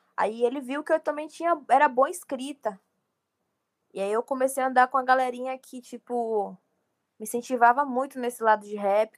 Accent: Bahia, Brazil; eu sou da Bahia

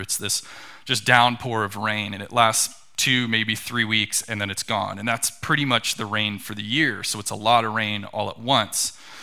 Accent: Tucson, Arizona, United States; I grew up in Tucson, Arizona.

